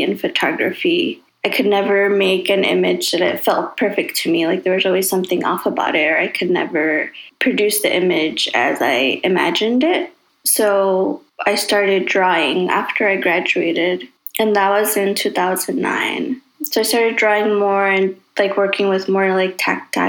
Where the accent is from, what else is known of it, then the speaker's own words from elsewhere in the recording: Chicago, Illinois, United States; I grew up in Chicago.